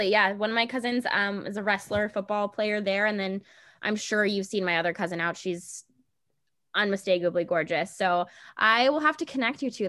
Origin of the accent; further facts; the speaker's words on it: Washington, District of Columbia, United States; I'm from DC.